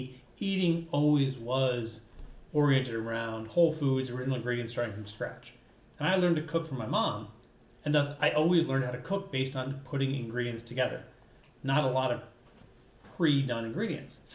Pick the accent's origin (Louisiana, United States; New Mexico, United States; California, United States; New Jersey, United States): New Jersey, United States; Jersey Shore; also born or lived in Chicago; now in Minnesota, United States; I am from, in fact, the East Coast in New Jersey. I grew up on the Jersey Shore.